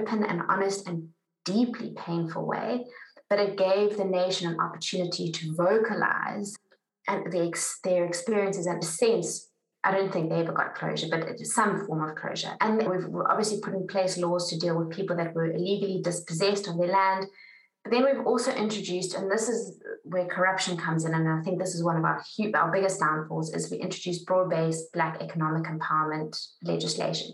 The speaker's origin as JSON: {"language": "English", "country": "South Africa", "said": "as a South African"}